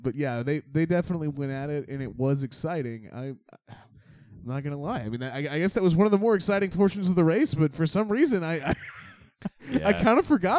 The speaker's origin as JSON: {"language": "English", "country": "Finland", "said": "and I'm from Finland. We don't do heat."}